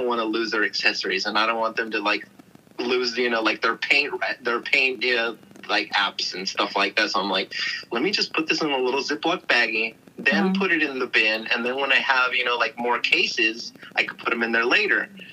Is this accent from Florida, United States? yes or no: no; Bay Area, California, United States; I grew up in the Bay Area